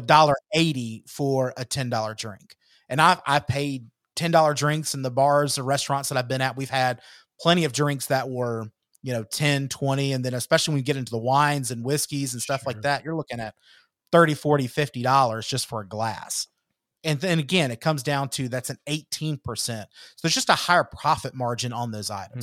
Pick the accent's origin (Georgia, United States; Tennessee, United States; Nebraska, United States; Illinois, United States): Georgia, United States; moved away; my hometown back in georgia